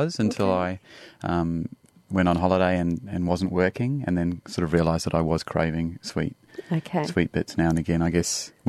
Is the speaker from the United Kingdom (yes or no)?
no; Dubai, United Arab Emirates; So we grew up in Dubai.